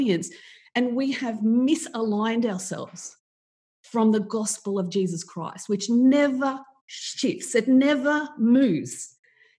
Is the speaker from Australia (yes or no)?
yes; Australia; I'm from Australia